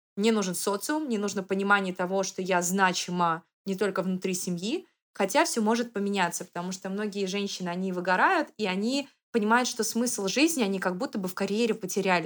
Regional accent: Saint Petersburg, Russia; now in Moscow, Russia; я выросла в Санкт-Петербурге, это мой родной город, и я потом переехала в Москву

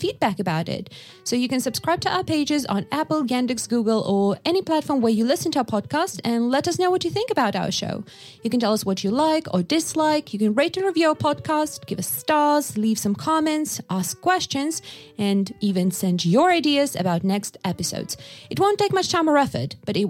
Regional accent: Yakutia, Sakha Republic, Russia; growing up in Yakutia

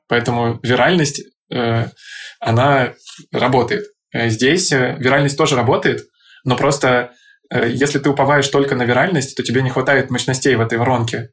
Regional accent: Saint Petersburg, Russia; moved away as an adult; also born or lived in Moscow; я сам родом из Питера, и мне, пока я не начал 7 лет назад работать в Москве, на московском рынке

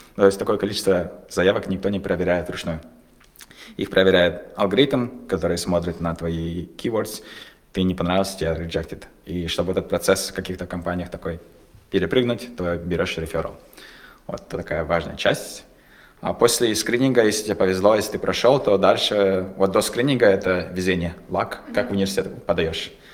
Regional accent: Kazakhstan; мы казахи

